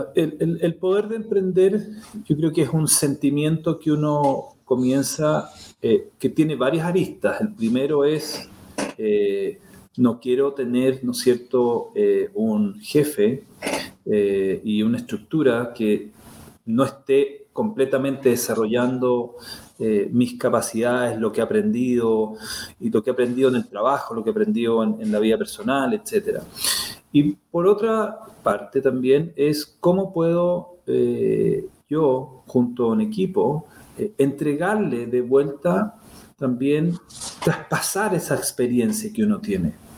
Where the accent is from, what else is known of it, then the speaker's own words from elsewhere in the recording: Chile; moved away as an adult; also born or lived in Florida / California; yo soy chileno